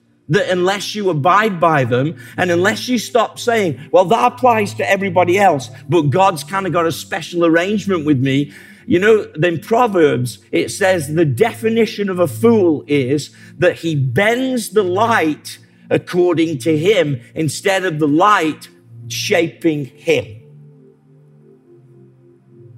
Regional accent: England, United Kingdom; I like being English

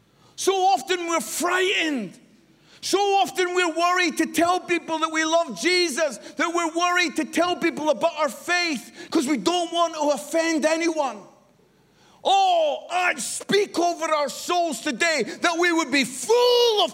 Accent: Edinburgh, Scotland, United Kingdom; moved away as an adult; also born or lived in Barnsley; I was born in Edinburgh, the most beautiful city in the world

